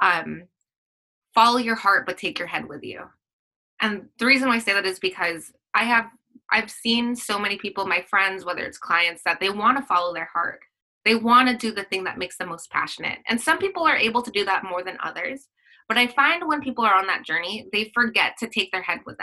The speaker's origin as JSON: {"language": "English", "country": "Philippines", "said": "I'm Filipino"}